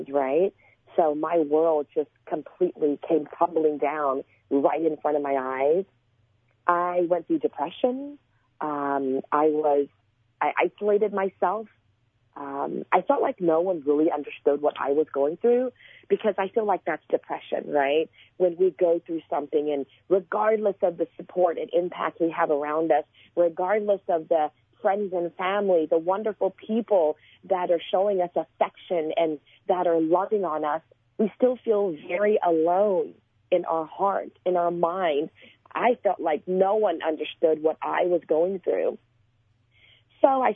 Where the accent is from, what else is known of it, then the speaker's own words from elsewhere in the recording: Port Arthur, Texas, United States; also born or lived in Houston, Texas; I was born in Port Arthur, Texas, and I had the same friends growing up until when I was about 15 years old